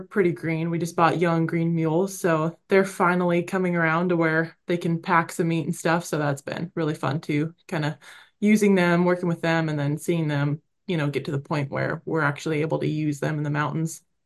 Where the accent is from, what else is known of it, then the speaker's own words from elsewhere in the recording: Oregon, United States; moved away; also born or lived in Idaho / Colorado; growing up in Oregon